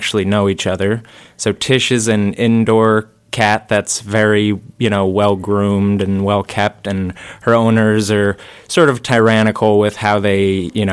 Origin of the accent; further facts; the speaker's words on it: Guilderland, New York, United States; I grew up in Gilderland. Yep, Westmere Elementary.